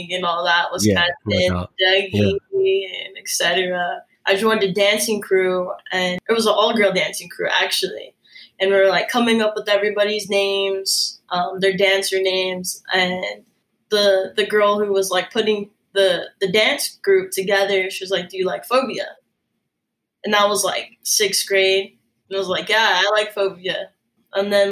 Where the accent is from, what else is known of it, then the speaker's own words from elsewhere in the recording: Salt Lake City, Utah, United States; also born or lived in Los Angeles; I'm born and raised in Salt Lake City, Utah